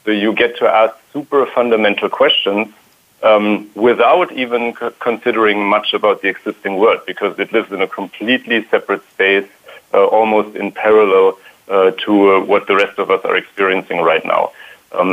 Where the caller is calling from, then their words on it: Palo Alto, California, United States; I am in Palo Alto right now, and I would love to say it's sunny, but so far it's not.